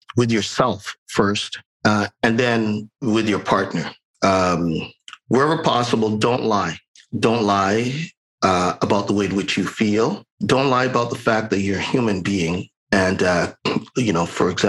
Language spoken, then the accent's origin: English; Jamaica; now in Canada; I'm a Jamaican